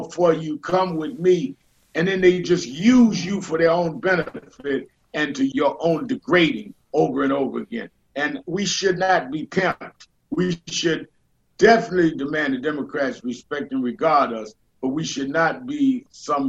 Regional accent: New York City, New York, United States; I was born and raised in Brooklyn

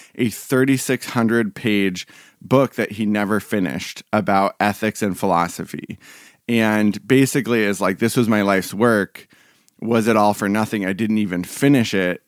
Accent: Portland, Oregon, United States; being from Portland

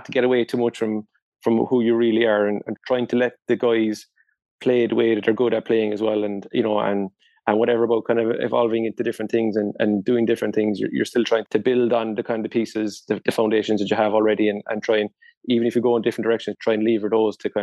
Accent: Ireland; culturally as Irish people

